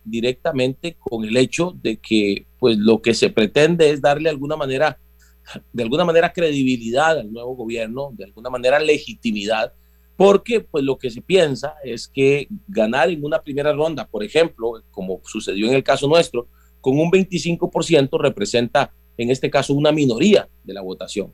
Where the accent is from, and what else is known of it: Costa Rica